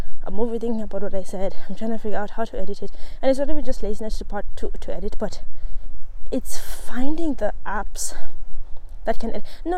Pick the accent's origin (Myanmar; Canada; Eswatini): Eswatini; also born or lived in South Africa; now in Ireland; I grew up in Swaziland